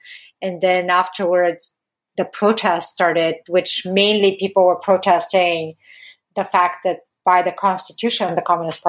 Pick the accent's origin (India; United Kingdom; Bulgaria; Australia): Bulgaria; I was born in a mid-sized city for Bulgaria. So yes, I definitely grew up in a city, not a huge city.